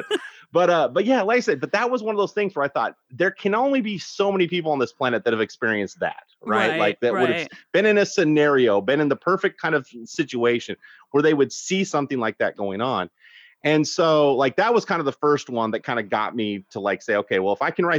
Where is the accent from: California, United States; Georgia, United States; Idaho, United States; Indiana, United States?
Idaho, United States; now in South Carolina, United States; I grew up in Idaho